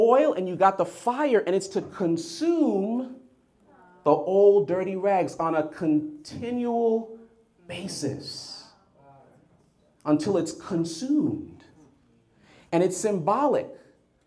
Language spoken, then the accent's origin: English; Jamaica; also born or lived in United States; In Jamaica, we have this saying, so please forgive me. I'm Jamaican American